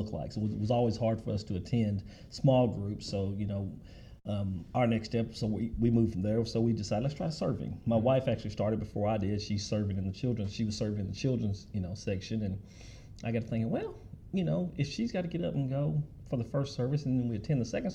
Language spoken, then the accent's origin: English; Mayfield, United States; I grew up in Mayfield